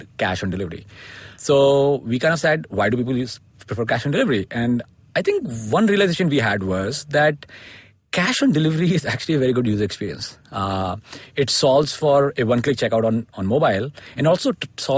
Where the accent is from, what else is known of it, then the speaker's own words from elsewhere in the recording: India; also born or lived in United States; I grew up in India and studied here and went to grad school in the US